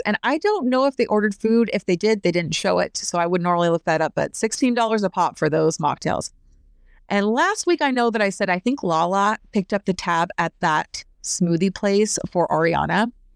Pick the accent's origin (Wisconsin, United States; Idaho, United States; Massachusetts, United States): Idaho, United States; I grew up in Idaho, so we had eight month long winters